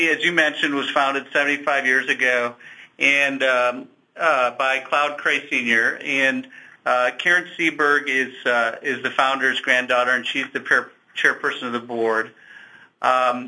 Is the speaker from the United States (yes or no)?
yes; Chicago, Illinois, United States; moved away as an adult; now in Kansas City, United States; I grew up in Chicago